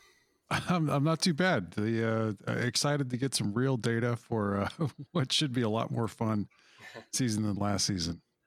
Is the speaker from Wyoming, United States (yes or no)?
yes; Wyoming, United States; moved away; I grew up in Wyoming, of all places